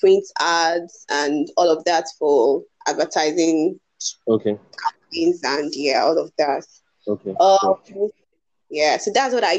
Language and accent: English; Lagos, Nigeria; also born or lived in Umuahia / Enugu; I grew up in Lagos, and at some point I left, relocated to Umuahia, stayed a bit in Enugu, then I moved back